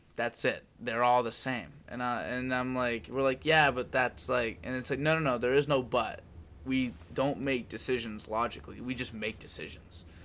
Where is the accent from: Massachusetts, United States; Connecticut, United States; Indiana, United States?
Massachusetts, United States; Medford